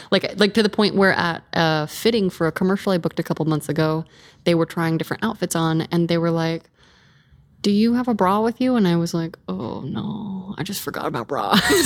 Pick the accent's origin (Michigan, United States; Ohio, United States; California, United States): California, United States; in my hometown, it was, like, highest teen pregnancy rate in California